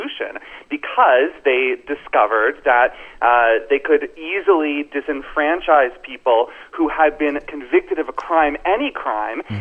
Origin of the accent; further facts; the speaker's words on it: Florida, United States; Florida, as you know, is my home state.